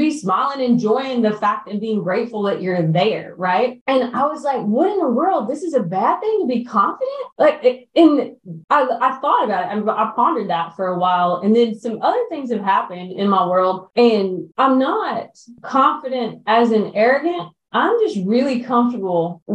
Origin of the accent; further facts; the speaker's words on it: the South, United States; we grew up in the South